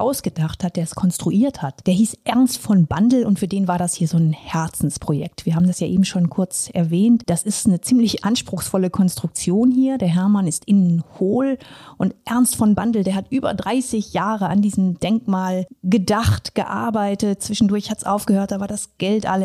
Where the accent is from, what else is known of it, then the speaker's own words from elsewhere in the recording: Minden-Lübbecke district, North Rhine-Westphalia, Germany; meiner Heimat, also dem Kreis Minden-Lübbecke